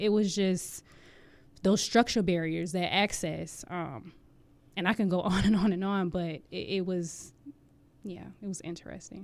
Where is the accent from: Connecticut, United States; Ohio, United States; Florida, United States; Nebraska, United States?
Florida, United States; Jacksonville; moved away as an adult; now in Hampton Roads, Virginia, United States; I am originally from Jacksonville, Florida